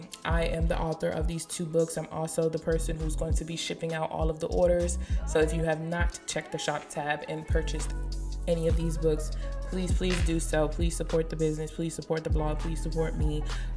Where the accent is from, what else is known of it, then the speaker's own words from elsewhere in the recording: Maryland, United States; now in Hampton, United States; Honestly, I feel like since I've been in Hampton, my accent has changed. Leave in the comment section. So I'm from the DMV, I'm from PG County